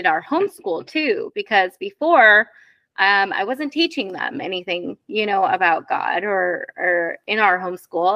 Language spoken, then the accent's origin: English; Iowa, United States; moved away as an adult; I grew up in Iowa